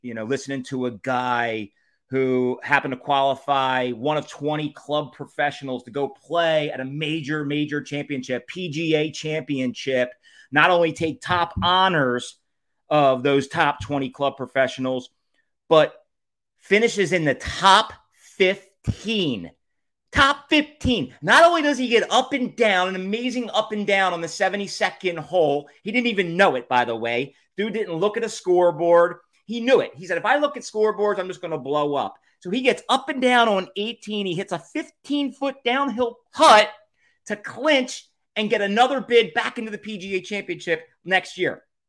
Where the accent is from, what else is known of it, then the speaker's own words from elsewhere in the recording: Wildwood, New Jersey, United States; As a kid, I grew up in Wildwood